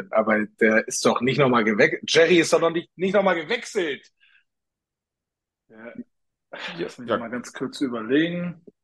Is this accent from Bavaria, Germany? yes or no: no; Hamburg, Germany; moved away as an adult; now in Munich, Germany; da habe ich meine, meine Jugend am Millantor verbracht, als ich noch in Hamburg gelebt habe ähm, äh, lange Zeit eine Dauerkarte auch gehabt und äh, genau, bin aber jetzt vor über 20 Jahren schon nach München gezogen zum Studieren und zum Arbeiten